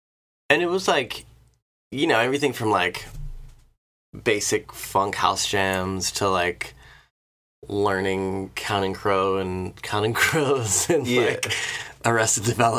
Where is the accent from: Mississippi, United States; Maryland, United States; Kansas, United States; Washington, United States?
Maryland, United States; Annapolis; moved away; I grew up in Annapolis. I grew up in Rolling Hills, the neighborhood my parents still live in.